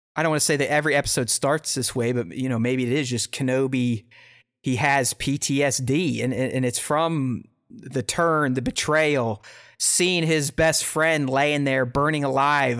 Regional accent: United States; I'm an American

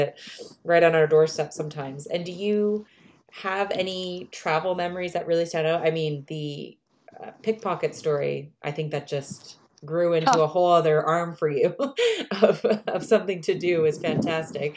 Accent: New Brunswick, Canada; moved away; we're up in Canada, and I'm from the East Coast, New Brunswick, and I haven't been back in a while

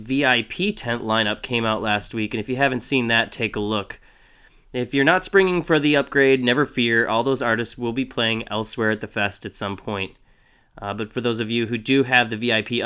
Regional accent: Chicago, Illinois, United States; I'm from Chicago, so I get to say Jano

